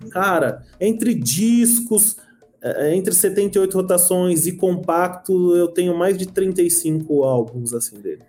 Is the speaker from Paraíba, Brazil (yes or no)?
no; São Paulo, Brazil; Eu nasci em São Paulo, mas eu sou nordestino